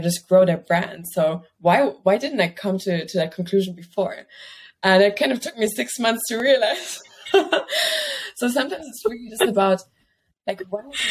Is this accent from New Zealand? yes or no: no; Germany; moved away as an adult; also born or lived in Barcelona, Spain / Milan, Italy; I was growing up in Germany, basically in the middle of the fields.